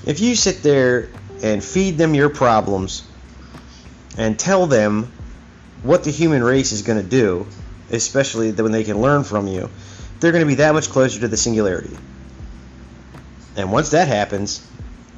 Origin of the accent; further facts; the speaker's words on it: United States; I'm an American. I've been an American all my life.